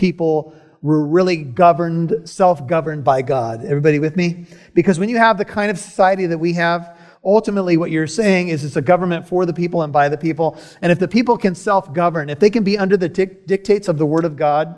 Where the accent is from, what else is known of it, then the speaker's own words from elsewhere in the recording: United States; I'm an American citizen